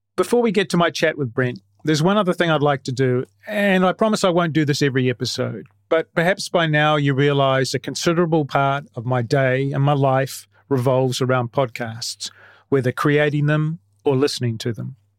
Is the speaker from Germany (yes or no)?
no; New Zealand; I'm a Kiwi